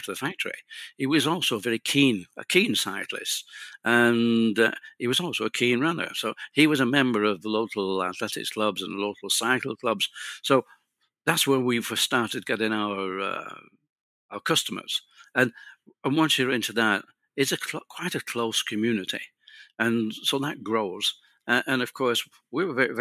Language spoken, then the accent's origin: English; United Kingdom; being British and speaking English